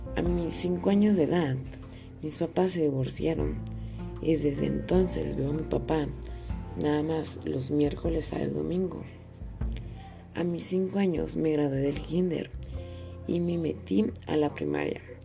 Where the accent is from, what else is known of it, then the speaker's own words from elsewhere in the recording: Chihuahua, Mexico; Nací en Chihuahua, Chihuahua el 19 de mayo del 2006.